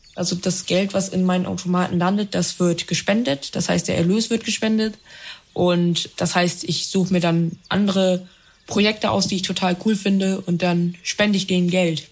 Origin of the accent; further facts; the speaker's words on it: Bremen, Germany; ich komme aus Bremen